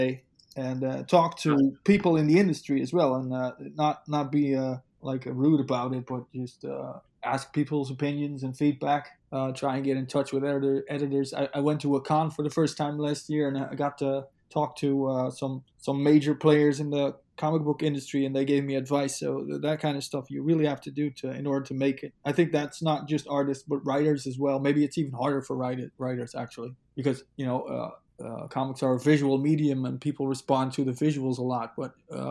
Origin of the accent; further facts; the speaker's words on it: Netherlands; I'm from the Netherlands